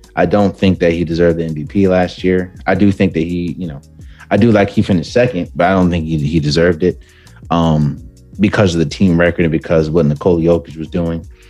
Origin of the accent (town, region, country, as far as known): Washington, District of Columbia, United States; born or raised there